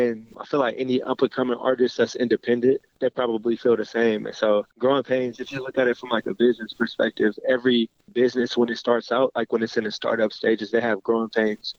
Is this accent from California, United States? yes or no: yes; Berkeley, California, United States; I'm an artist from Berkeley, California